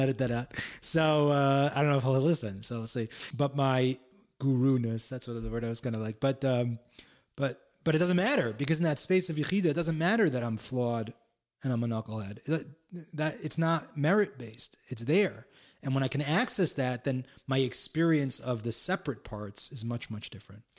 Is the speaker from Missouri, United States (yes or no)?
no; Palo Alto, California, United States; also born or lived in San Francisco / Florida / Miami; now in New York, United States; a skateboarding kid from Palo Alto, California